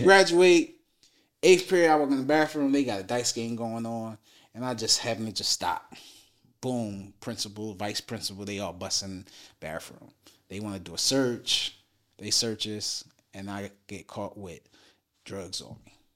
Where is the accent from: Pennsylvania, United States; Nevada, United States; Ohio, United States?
Pennsylvania, United States; Philadelphia; also born or lived in New Jersey; now in Dallas, United States; I'm from West Philadelphia, born and raised